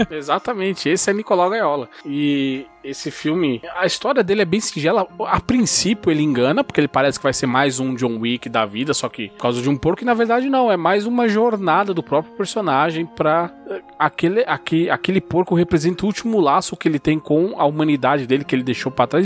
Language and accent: Portuguese; Brazil; enquanto brasileiro